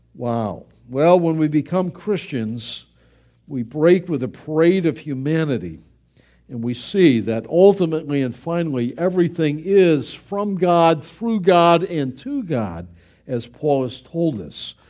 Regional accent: Buffalo, New York, United States; moved away; Growing up in Buffalo, it rained every day.

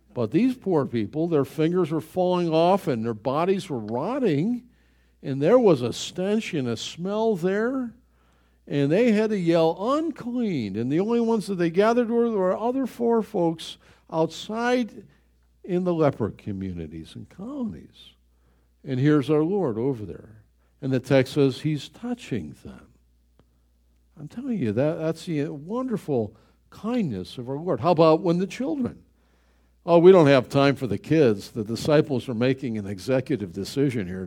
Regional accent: Buffalo, New York, United States; He was killed in my hometown.

